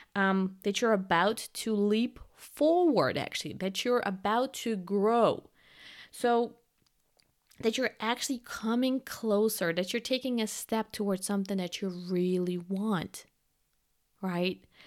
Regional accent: Germany; I'm from Germany

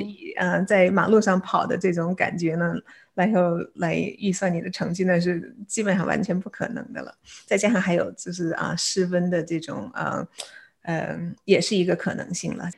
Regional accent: Beijing, China; moved away as an adult; also born or lived in South Dakota, United States / Chicago, United States; now in San Diego, United States; 我来自中国北京，然后，呃，中学的时候在，呃，北京师范大学附属实验中学毕业

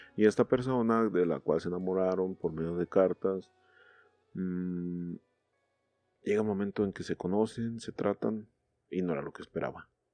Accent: Mexico; como buenos mexicanos

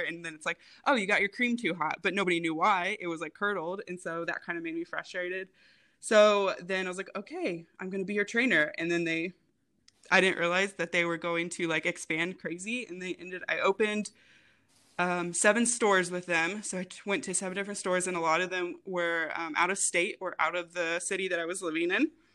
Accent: Rensselaer, Indiana, United States; moved away as an adult; also born or lived in Jacksonville, Florida; now in Indianapolis, United States; I'm originally from Rensselaer, Indiana

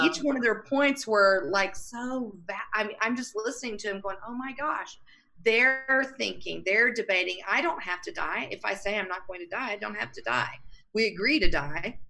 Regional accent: Texas, United States; moved away as an adult; now in Colorado, United States; I was raised in Texas

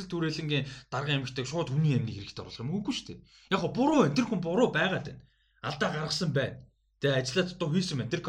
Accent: Mongolia; би Монгол өсөж байхдаа

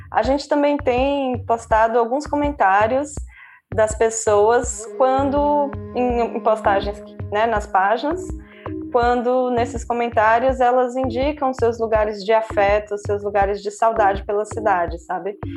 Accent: Amazonas, Brazil; moved away as an adult; also born or lived in Pernambuco / Ceará; now in Recife, Brazil; eu nasci no Amazonas, mas é, tenho uma relação muito forte com Recife porque a minha família é pernambucana. Então, eu vim morar no Recife em 2009 para fazer o mestrado e aqui fiquei.

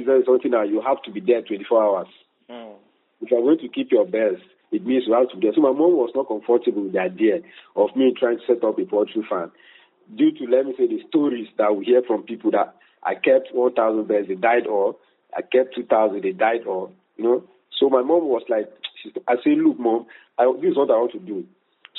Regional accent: Benue, Nigeria; I was born, brought up, my parents were here, we based in Benue State

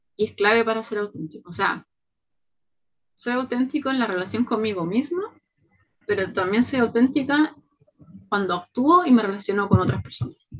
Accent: Chile; soy mujer chilena, latina

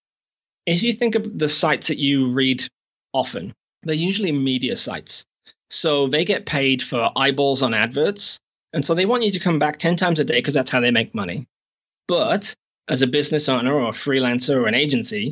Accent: England, United Kingdom; moved away as an adult; also born or lived in Shropshire / United States / Canada; now in New Zealand; I'm actually from England, but I've not been back in 8 or 9 years

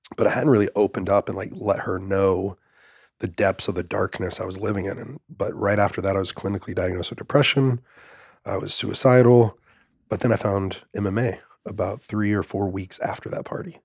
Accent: Greenville, Mississippi, United States; I was born in Greenville, Mississippi

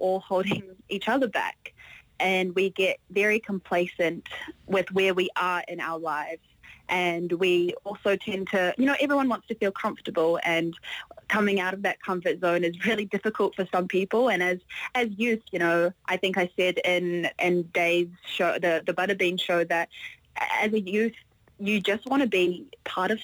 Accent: New Zealand

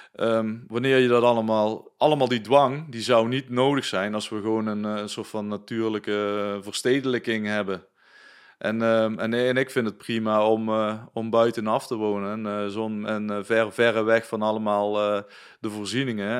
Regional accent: Netherlands; wij als Nederlanders

